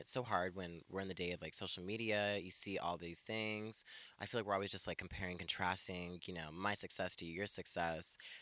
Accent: Elko, Nevada, United States; born or raised there; moved away as an adult; also born or lived in Ethiopia / California; now in Portland, United States

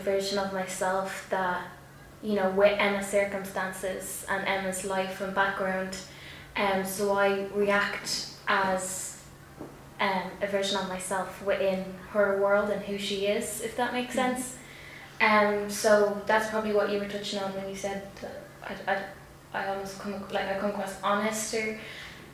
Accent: Tallaght, Leinster, Ireland; accent: working class Dublin (Tallaght)

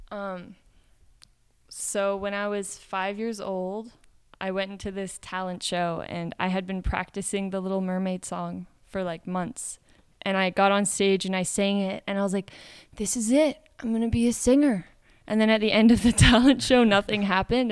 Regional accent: Midwest of Canada, Canadian Prairies, Canada; moved away as an adult; also born or lived in Phoenix, Arizona / Brazil; now in United States; I grew up in the Midwest of Canada

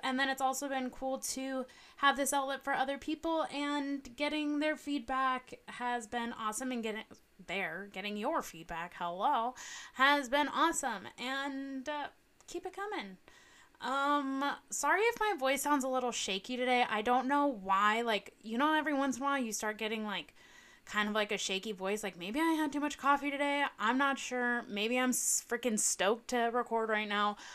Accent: Southern California, United States; I grew up in Southern California.

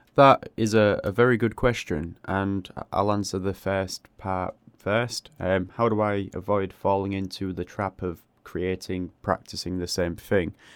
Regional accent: England, United Kingdom; I live in a, a small city in England

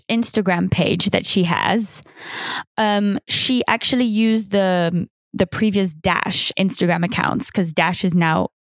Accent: Switzerland; also born or lived in United Kingdom / Paris, France; now in United States; the accent is actually, I grew up in Switzerland, English family. I lived in the UK, but I lived in Switzerland, but I lived in Paris, but then I lived in the US for the last three years.

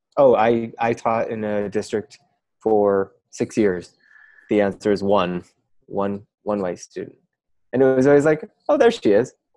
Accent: Midwest, United States; now in West Coast, United States; I, now live on the West Coast. I'm you know I'm from the Midwest as well

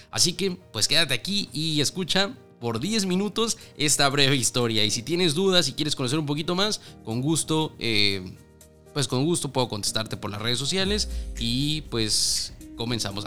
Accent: Mexico; mexicanas y mexicanos como tú y como yo

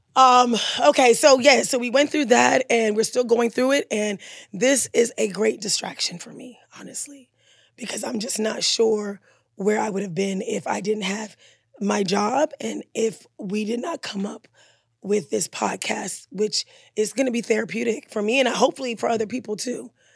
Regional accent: Maryland, United States; also born or lived in Caribbean; I'm from Maryland

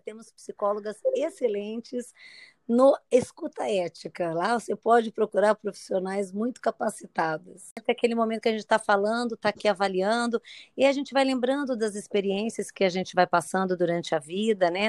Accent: São Paulo, Brazil; now in Niterói, Brazil; Eu sou de São Paulo, mas há muitos anos moro aqui em Niterói

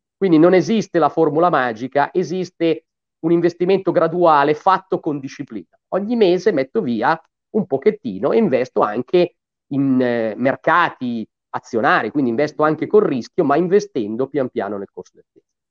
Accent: Gallarate, Lombardy, Italy; also born or lived in Cagliari / Milan; io sono di Gallarate

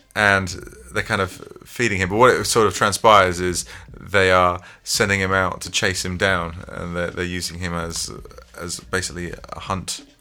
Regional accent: England, United Kingdom; as British men and as, as particularly Englishmen, like especially growing up in the in the nineties

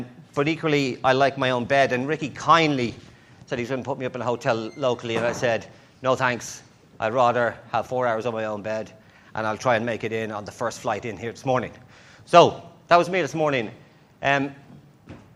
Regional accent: Ireland; accent: Irish; my Irish accent

